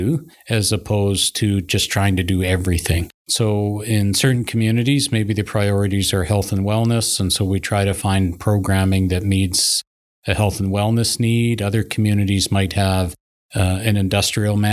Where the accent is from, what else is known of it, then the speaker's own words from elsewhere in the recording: Vancouver Island, British Columbia, Canada; moved away; also born or lived in Mayo, Yukon; I'm Coast Salish. I'm from Vancouver Island